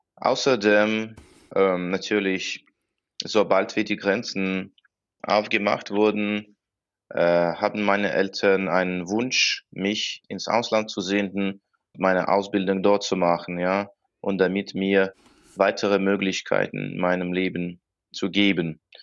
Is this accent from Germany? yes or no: no; Russia; German is a second language; moved away as an adult; now in Europe; jedes Mal, als ich zurück nach, nach Russland gekehrt bin, fühlte ich, dass das, das ist meine Heimat. Also von, vom Standpunkt der Kultur, vom Standpunkt der Sprache, vom, Standpunkt der also Kinderheitserinnerungen